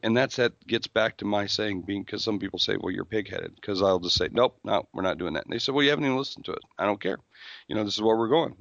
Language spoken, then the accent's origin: English; South Dakota, United States; I'm from South Dakota, where, quite frankly, you know, they don't care